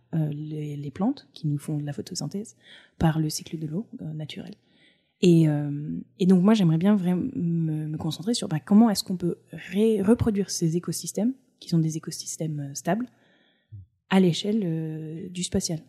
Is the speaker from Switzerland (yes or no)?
no; Provence-Alpes-Côte d'Azur, France; moved away as an adult; also born or lived in Cantal / Auvergne / United States / Paris; J'ai grandi sur la côte d'Azur